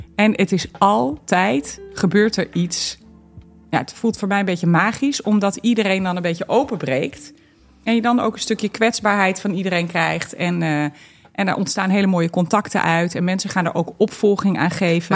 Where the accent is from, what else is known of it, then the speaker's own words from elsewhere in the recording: Barneveld, Gelderland, Netherlands; also born or lived in Twente; ik ben echt opgegroeid hiermee. Ja. Helemaal, eh, eh, Ja. natuurlijk op de Veluwe. Eh, ik ben er niet geboren, ik ben in Twente geboren.